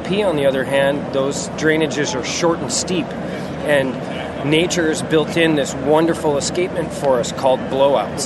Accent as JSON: {"language": "English", "town": "Arlington", "region": "Washington", "country": "United States", "tie": "born or raised there", "also_born_or_lived": "Alaska", "said": "I grew up in Arlington, Washington."}